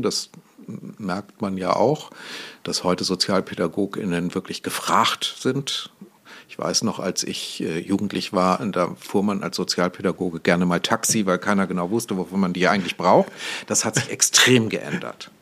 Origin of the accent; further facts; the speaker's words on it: Goslar, Lower Saxony, Germany; now in Hamburg, Germany; ich bin mal in Goslar am Harz geboren worden.